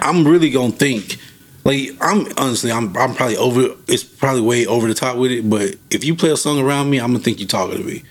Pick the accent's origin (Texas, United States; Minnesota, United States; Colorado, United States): Texas, United States; Fort Worth; I'm from Fort Worth. If people know about Fort Worth, growing up in the 90s, Fort Worth was like